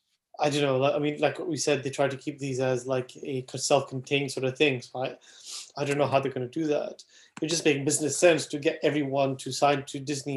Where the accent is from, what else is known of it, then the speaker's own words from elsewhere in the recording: Wales, United Kingdom; also born or lived in Saudi Arabia; even though as a Welshman, I support Wales